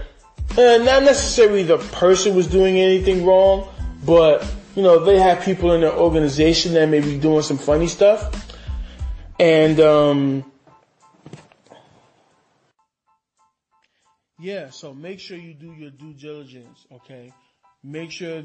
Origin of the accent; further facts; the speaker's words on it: New York City, New York, United States; me as a New Yorker